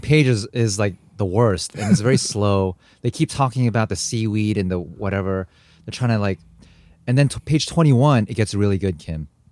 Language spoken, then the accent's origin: English; United States; also born or lived in Korea / Japan; as a Korean American, I, I grew up mainly in America